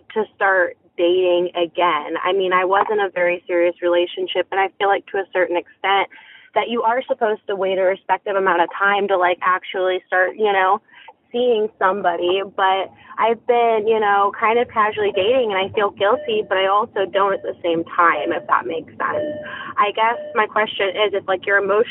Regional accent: Missouri, United States; also born or lived in Virginia; I'm a girl from Missouri

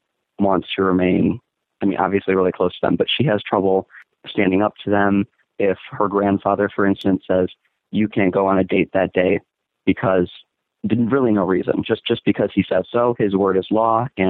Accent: United States; I was born in America.

